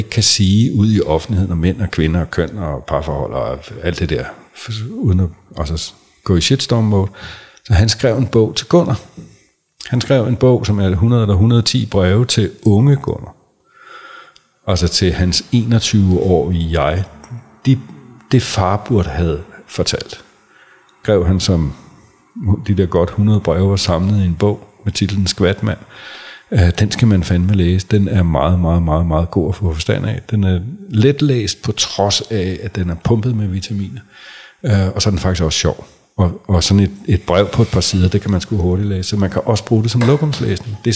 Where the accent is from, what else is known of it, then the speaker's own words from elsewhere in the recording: Sorø, Zealand, Denmark; Han er flyttet til min barndomsby, øh, Sorø.